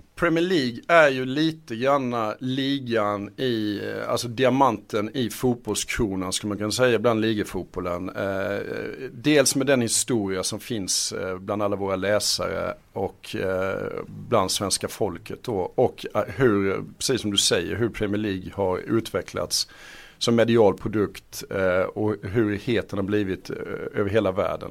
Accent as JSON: {"language": "Swedish", "town": "Halmstad", "region": "Halland County", "country": "Sweden", "said": "jag kommer från Halmstad"}